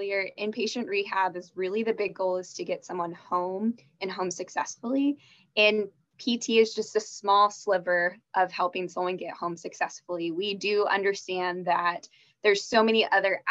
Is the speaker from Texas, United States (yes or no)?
yes; Dallas, Texas, United States; also born or lived in Arkansas; I grew up in the Dallas area